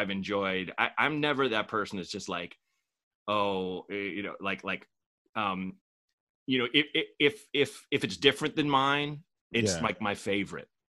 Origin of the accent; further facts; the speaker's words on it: Portland, United States; moved away as an adult; also born or lived in Chicago / New York / Los Angeles; I was born in Chicago, grew up in Portland, two different neighborhoods